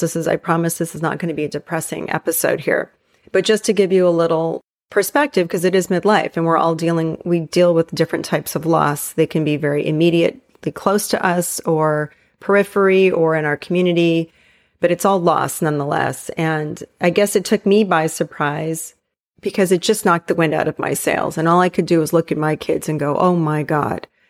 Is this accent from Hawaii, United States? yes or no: yes; Hawaii, United States; moved away; where I grew up in Hawaii